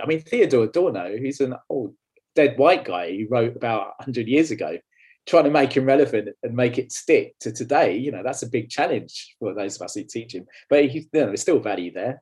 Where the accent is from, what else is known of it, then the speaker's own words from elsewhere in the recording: London, United Kingdom; moved away; also born or lived in Leeds; I was born and bred in London, um, or where London hits Essex, actually, as you can probably tell by my accent